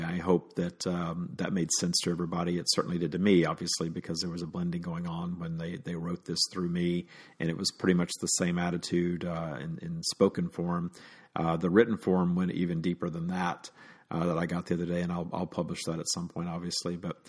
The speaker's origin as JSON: {"language": "English", "region": "Deep South", "country": "United States", "tie": "born or raised there", "said": "growing up in the Deep South, you just think that the whole world is against you when you're openly gay."}